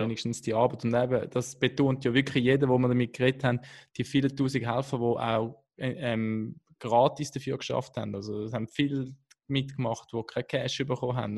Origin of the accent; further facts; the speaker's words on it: Switzerland; als Schweizer